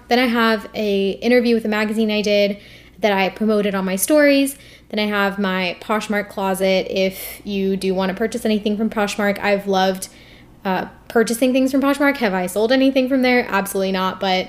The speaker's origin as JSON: {"language": "English", "country": "India", "said": "the fact that I'm Indian, the fact that I'm a medical student, that I have a podcast, and then my email."}